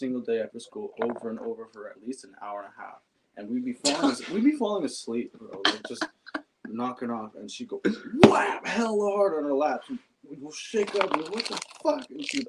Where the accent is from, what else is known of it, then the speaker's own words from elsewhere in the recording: Pacifica, California, United States; Pacifica. {S5} Okay. {S4} Yeah, I was like in the Cabrillo Mountains in Lindemar. It's like just this one little area.